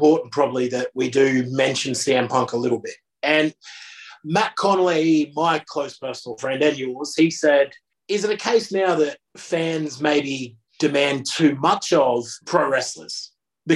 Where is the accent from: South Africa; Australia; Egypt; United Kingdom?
Australia; I'm Australian myself